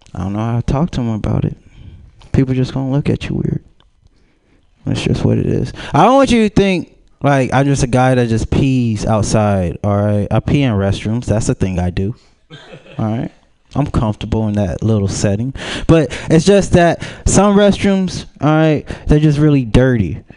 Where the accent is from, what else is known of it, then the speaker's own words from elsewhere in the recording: Pomona, California, United States; I'm from Pomona